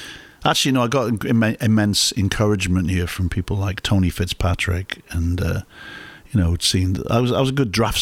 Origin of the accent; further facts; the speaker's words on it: Newport, Wales, United Kingdom; moved away as an adult; also born or lived in Leeds; now in Chicago, United States; I grew up in Newport, and there was an art school